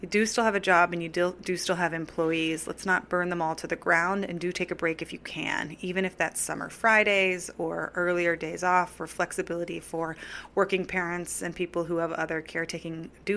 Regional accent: California, United States; now in New York City, United States; I grew up in California

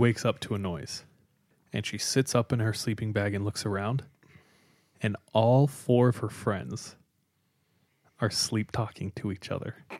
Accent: California, United States; I'm from California

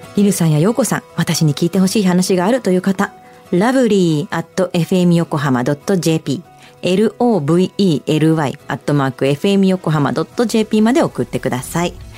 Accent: United States; now in Japan; 私アメリカで育ってるから

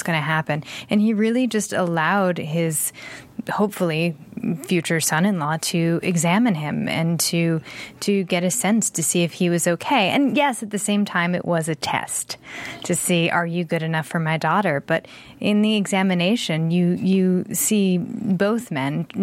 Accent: Rhode Island, United States; accent: Rhode Island; my Rhode Island accent.

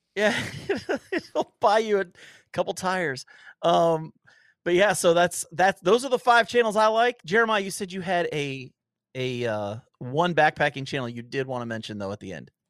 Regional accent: Ohio, United States; I grew up in Ohio

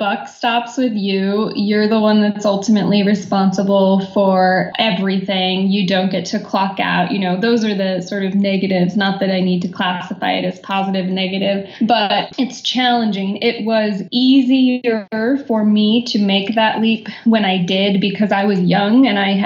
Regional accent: Arizona, United States; moved away as an adult; also born or lived in New York; I grew up in Arizona, graduated with a theater degree, did the old move to New York thing to pursue acting

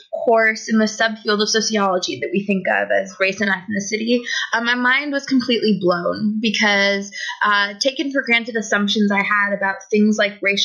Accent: United States; moved away as an adult; now in Toronto, Canada; I was born in the United States and I grew up there my whole life

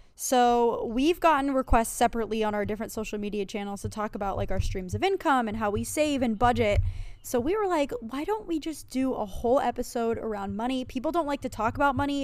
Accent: Pennsylvania, United States; moved away as an adult; also born or lived in New York; I was originally from Pennsylvania

